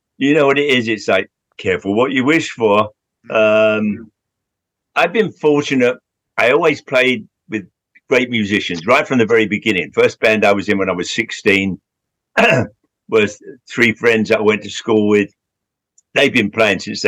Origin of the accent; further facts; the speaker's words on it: London, United Kingdom; I grew up in Southwest London in Hounslow. And then when I was 15, I moved to Central London